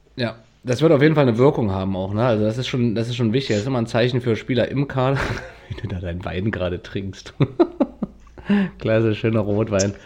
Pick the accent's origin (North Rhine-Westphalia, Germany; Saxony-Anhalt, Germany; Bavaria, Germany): Saxony-Anhalt, Germany; Wernigerode; bei meinem Heimatort Wernigerode